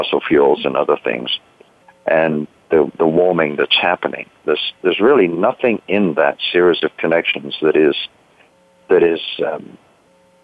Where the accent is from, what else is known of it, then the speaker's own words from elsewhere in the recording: United Kingdom; moved away; I grew up in Britain. You might be able to tell that from my accent